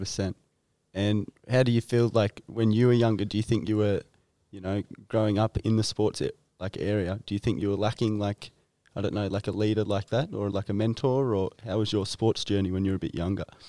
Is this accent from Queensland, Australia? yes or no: no; Nelson Bay, New South Wales, Australia; I'm from Nelson Bay originally